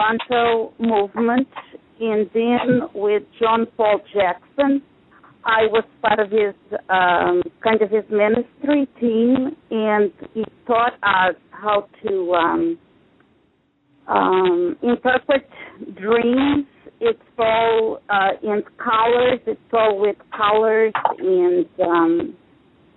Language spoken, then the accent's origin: English; Portugal; now in United States; I am Portuguese, but I've been in the country for 40 years